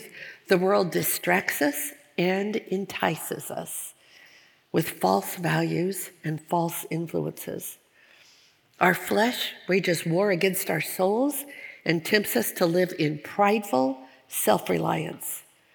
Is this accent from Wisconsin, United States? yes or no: no; Portland, Oregon, United States; moved away as an adult; also born or lived in Minnesota; we had just moved from Minnesota back to my hometown of Portland, Oregon, and we started going to the church that I grew up in.